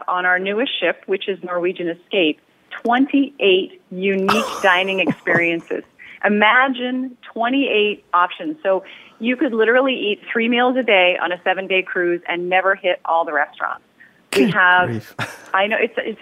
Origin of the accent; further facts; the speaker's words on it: Canada; I'm Canadian